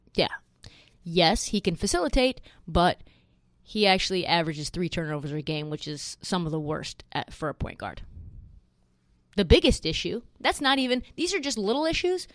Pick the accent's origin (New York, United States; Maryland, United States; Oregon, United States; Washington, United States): Oregon, United States; Portland; I grew up in Portland